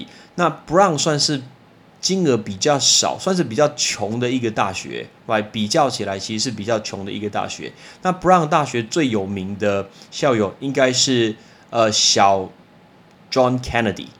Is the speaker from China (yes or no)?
no; Taiwan; 有一个很有名的人是我们台湾人